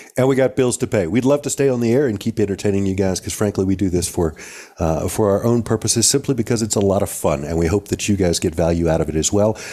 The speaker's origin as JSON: {"language": "English", "region": "the South", "country": "United States", "tie": "born or raised there", "said": "even you and I growing up in the South"}